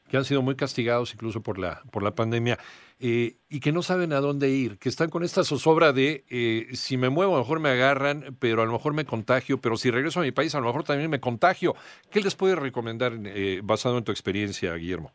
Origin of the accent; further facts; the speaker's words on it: Mexico; Nuestro país es un país migrante